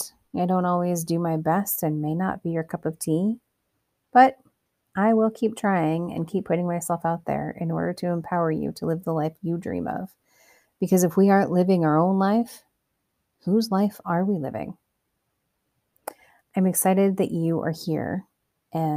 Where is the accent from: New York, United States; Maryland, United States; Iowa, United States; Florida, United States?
Iowa, United States; Cedar Rapids; I was born and raised in Iowa, Cedar Rapids, to be specific.